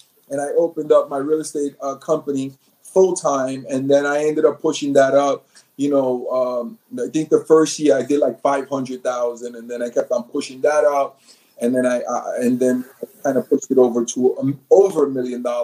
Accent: New York City, New York, United States; moved away as an adult; now in New Jersey, United States; Born and raised in New York City, Manhattan, single mom, very little bit of money

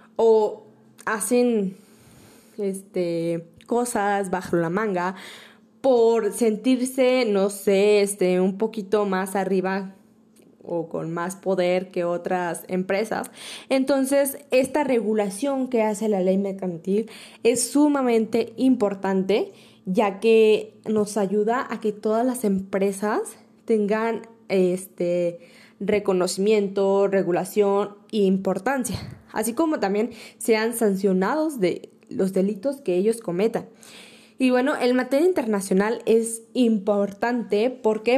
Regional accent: Mexico; como mexicano

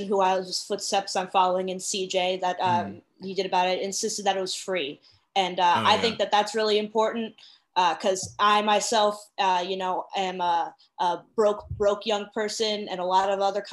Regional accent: West Stockbridge, Massachusetts, United States; So my hometown, West Stockbridge, Massachusetts, is located in the scenic Berkshire

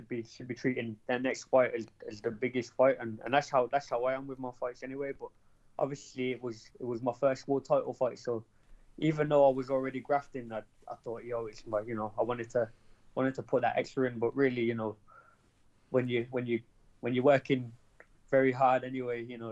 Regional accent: Birmingham, West Midlands, United Kingdom; in Birmingham, my hometown

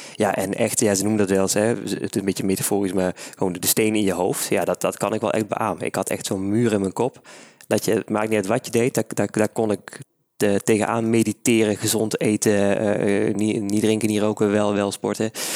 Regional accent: Maastricht, Limburg, Netherlands; Ja, ik ben van Maastricht

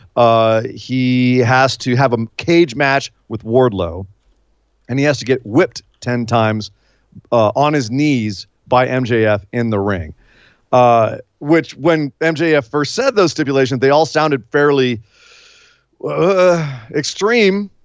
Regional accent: San Francisco, California, United States; my hometown of San Francisco, or home area of San Francisco, the, up in the Bay Area

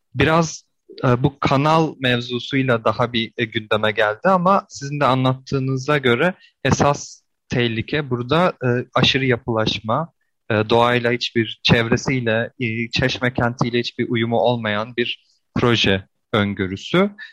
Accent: İzmir, Turkey; ben de e, yani İzmirliyim

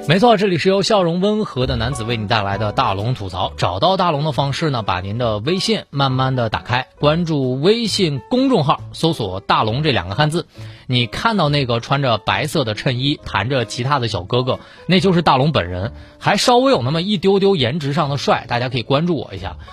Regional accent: China; 我们中国人的一些朴素的道理

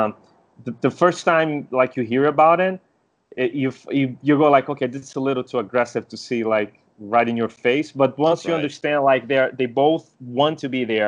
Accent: Brazil; I was born in Brazil

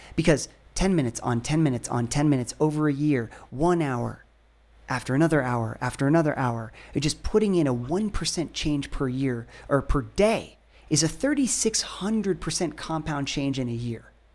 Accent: Ohio, United States; I grew up in Ohio

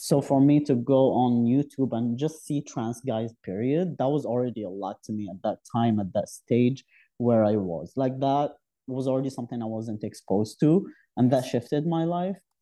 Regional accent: southeast Algeria, Algeria; moved away as an adult; also born or lived in Algiers, Algeria; now in Canada; my background is my from south of Algeria, the southern east, and it's where I lived when I was a kid. Uh, I was born in Algiers, the capital, but we moved back to our hometown

